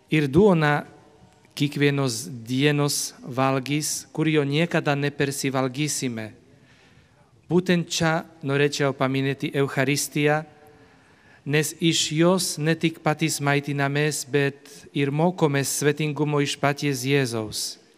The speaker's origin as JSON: {"language": "Lithuanian", "country": "Slovakia", "moved": "yes", "said": "esu iš Slovakijos vynuogino krašto"}